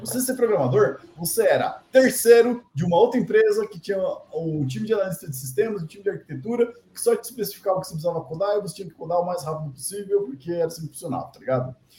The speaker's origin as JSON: {"language": "Portuguese", "country": "Brazil", "said": "a gente é brasileiro"}